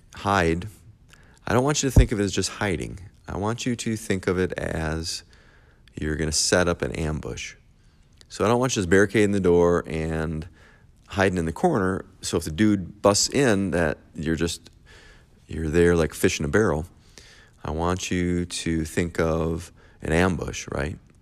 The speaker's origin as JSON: {"language": "English", "region": "Michigan", "country": "United States", "said": "I am from Michigan"}